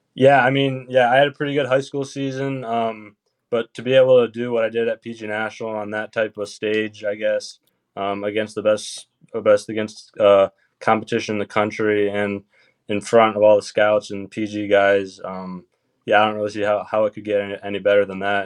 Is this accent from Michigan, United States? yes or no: yes; Michigan, United States; I'm from Michigan